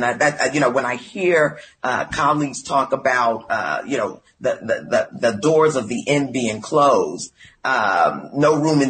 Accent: New York City, New York, United States; I'm from Brooklyn, New York.

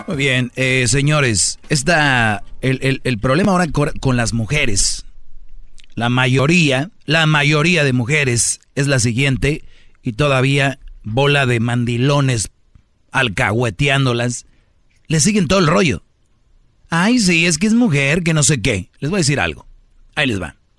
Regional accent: Mexico; Yo soy mexicano

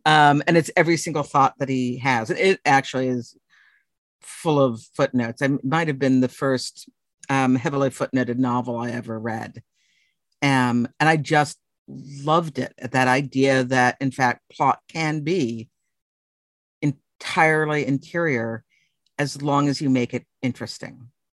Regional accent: Boston, Massachusetts, United States; moved away as an adult; now in Texas, United States; I'm from Boston.

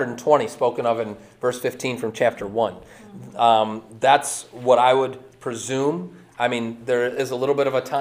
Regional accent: Lake Orion, Michigan, United States; when I was growing up in Lake Orion

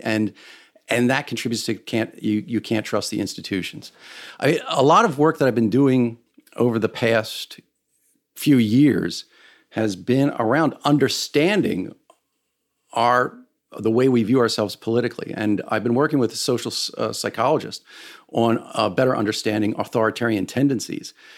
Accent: United States; as an American

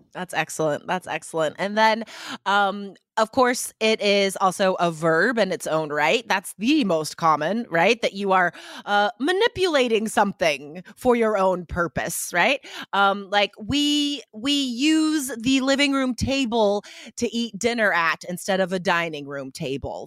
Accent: Nevada, United States; I was accustomed to, um, driving in the ice and snow, uh, when I grew up in Nevada

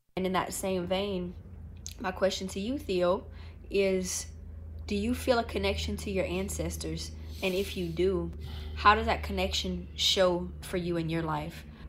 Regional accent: Louisiana, United States; I'm from Louisiana.

